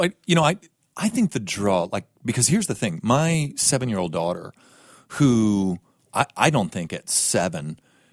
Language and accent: English; United States; I'm an American